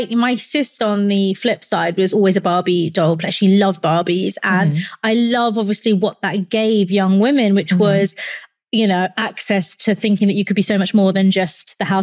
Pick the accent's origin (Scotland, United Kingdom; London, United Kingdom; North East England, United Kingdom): London, United Kingdom; I grew up in London